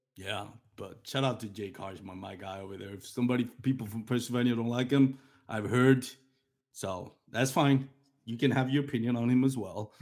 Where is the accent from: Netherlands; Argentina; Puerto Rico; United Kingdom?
Puerto Rico; I'm from Puerto Rico